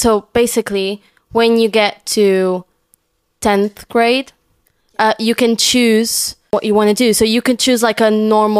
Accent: Sintra, Lisbon, Portugal; English is a second language; moved away as an adult; now in London, United Kingdom; So I'm from Sintra. Which is like 20 minutes away from center of Lisbon.

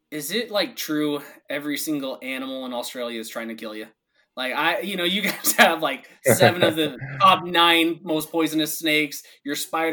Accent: Seattle, Washington, United States; I'm from Washington still, but I came from Seattle

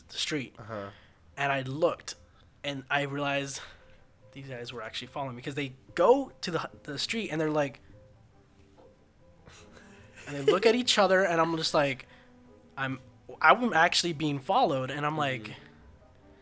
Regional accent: United States; I'm not Italian, I'm American

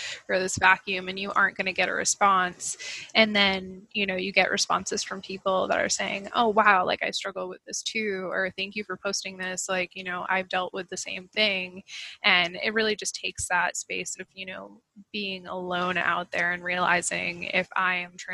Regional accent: Maine, United States; I grew up in Maine, not too far from where I actually live now

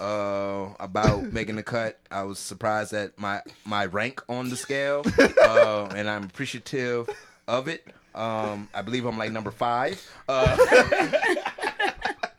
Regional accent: the South, United States; As a Southerner

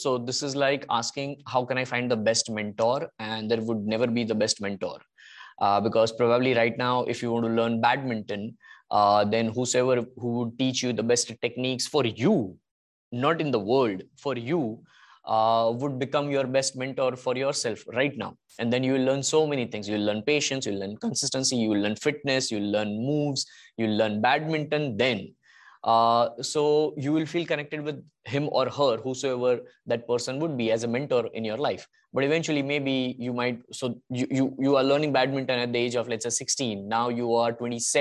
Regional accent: India; being Indian

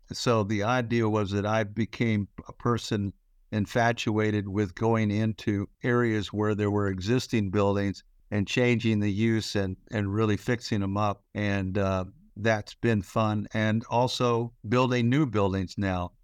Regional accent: Houston, Texas, United States; moved away as an adult; also born or lived in Memphis, Tennessee / Georgia Tech, Atlanta; I grew up in Texas. Uh, I was born in Memphis, Tennessee, but raised in Houston.

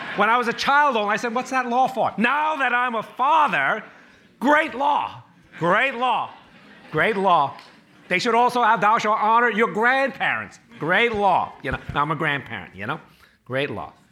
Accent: New York City, New York, United States; born or raised there; also born or lived in Chinatown, Manhattan

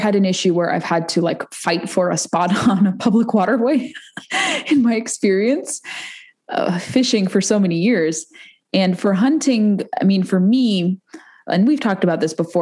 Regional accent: West Coast, United States; moved away; I'm from the West Coast originally

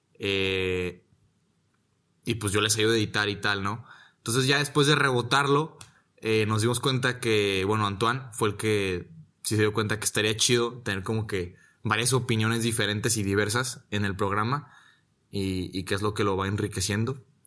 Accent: Guadalajara, Jalisco, Mexico; moved away as an adult; also born or lived in Monterrey, Nuevo León; now in Rome, Italy; Soy de Monterrey, Nuevo León. Pero disque, ¿no? La verdad es de que toda mi vida he vivido en, en Guadalajara. Soy más tapateo que nada

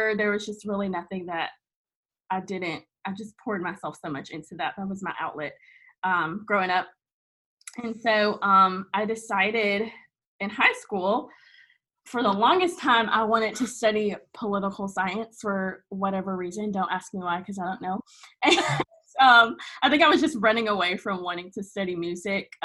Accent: Fayetteville, North Carolina, United States; now in Wilmington, United States; I am from Fayetteville, North Carolina, which a lot of people know because of …, but grew up there, born and raised there

